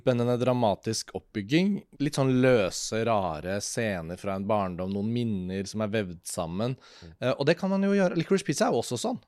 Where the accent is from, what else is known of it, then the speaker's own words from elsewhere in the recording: Norway; hjemme i Norge